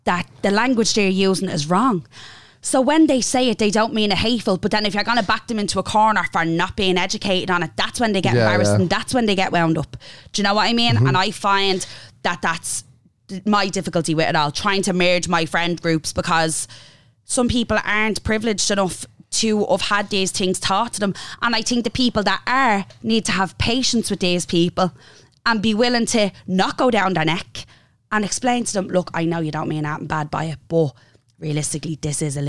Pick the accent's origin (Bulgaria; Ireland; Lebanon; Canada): Ireland; Dublin, Leinster; I grew up in Finglas.